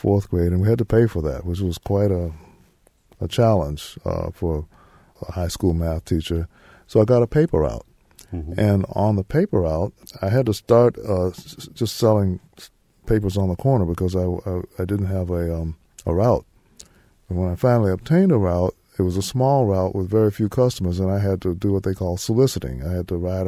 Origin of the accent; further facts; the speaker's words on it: Memphis, Tennessee, United States; I was born in Memphis